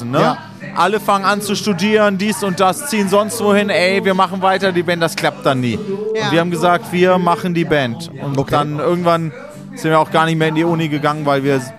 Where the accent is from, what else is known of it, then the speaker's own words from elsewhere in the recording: Göttingen, Lower Saxony, Germany; Ich muss auch im Nachhinein sagen, wir sind da im Grunde sehr behütet aufgewachsen, weil Göttingen wurde, als wir Kleinkinder waren, über Jahre sozusagen freigeprügelt von Nazis